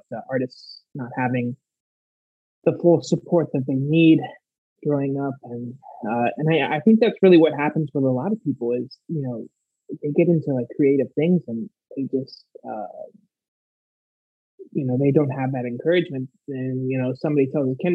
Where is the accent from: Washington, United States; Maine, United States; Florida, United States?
Florida, United States; South; I was born and raised in South Florida